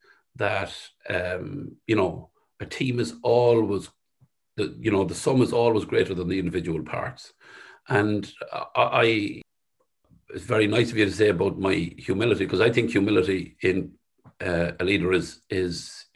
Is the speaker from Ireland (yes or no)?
yes; Sligo, Connacht, Ireland; where we grew up in the West